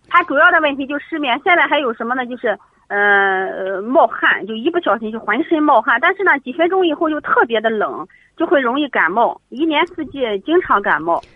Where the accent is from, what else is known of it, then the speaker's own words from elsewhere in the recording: Yishui, Shandong, China; now in Jinan, China; 我老家是沂水的，然后我在济南工作